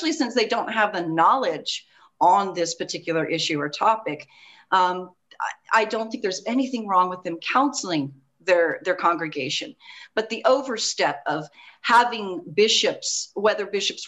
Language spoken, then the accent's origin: English; Fayetteville, Arkansas, United States; I grew up in Fayetteville, Arkansas